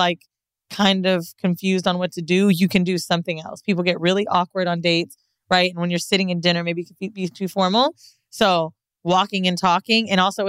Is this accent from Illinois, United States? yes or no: no; San Francisco, California, United States; born there; I was born in San Francisco, which means my mom is pretty much a gay man.